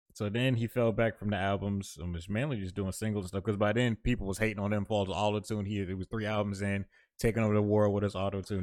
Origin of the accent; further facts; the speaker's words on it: Florida, United States; I'm very much from Florida.